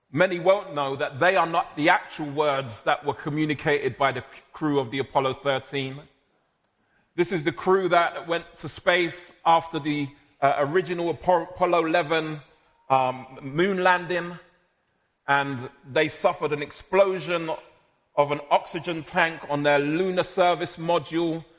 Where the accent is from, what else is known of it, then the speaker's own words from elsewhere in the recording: London, United Kingdom; I was born and raised in South London, but of Jamaican heritage.